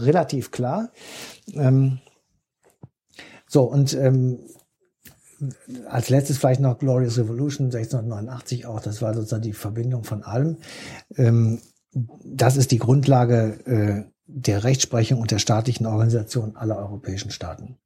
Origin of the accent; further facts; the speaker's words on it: Germany; als Deutsche